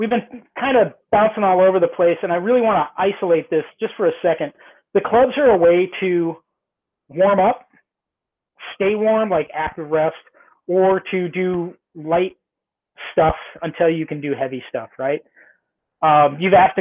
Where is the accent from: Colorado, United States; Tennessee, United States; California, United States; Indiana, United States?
California, United States; Southern; I grew up in Southern California